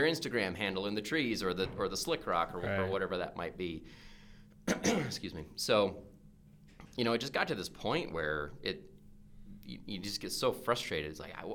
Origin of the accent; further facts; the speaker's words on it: Oregon, United States; growing up in Oregon